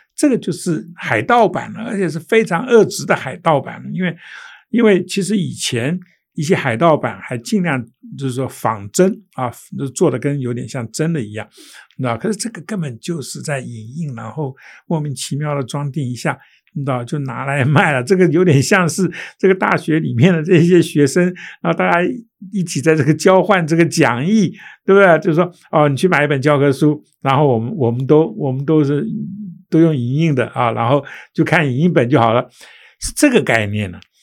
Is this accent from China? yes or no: no; Taiwan; also born or lived in New York, United States; 台湾人，不是中国人